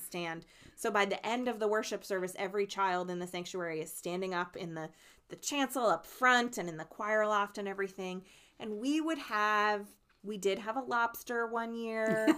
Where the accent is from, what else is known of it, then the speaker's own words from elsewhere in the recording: New Jersey, United States; moved away; my home state of New Jersey